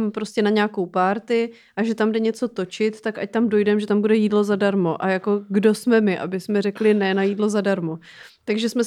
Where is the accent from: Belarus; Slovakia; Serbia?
Serbia; Czech is a second language; now in Czech Republic